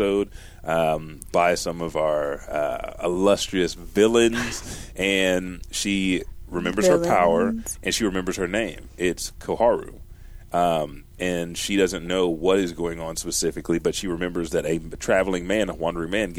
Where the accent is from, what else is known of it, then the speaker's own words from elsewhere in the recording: United States; I'm American.